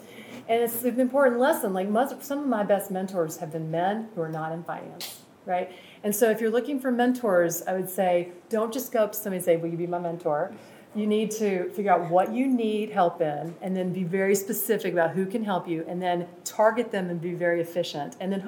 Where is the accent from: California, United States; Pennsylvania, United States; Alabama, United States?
Alabama, United States; Birmingham; I'm from Birmingham, Alabama, by the way.